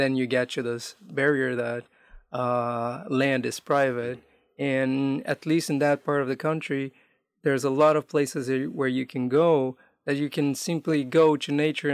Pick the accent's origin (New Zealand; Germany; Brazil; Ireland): Brazil; moved away as an adult; also born or lived in Amazonas, Brazil / Manaus, Brazil; now in North America; I grew up in an urban environment and away from my hometown, away from the state I was born in, which is Amazonas, like living in mostly in big cities around Brazil.